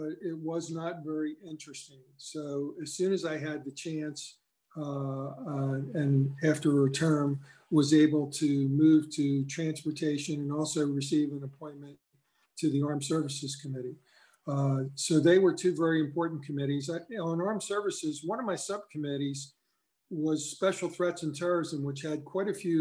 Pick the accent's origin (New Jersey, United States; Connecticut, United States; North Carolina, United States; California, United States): New Jersey, United States; Cumberland County; I was from Cumberland County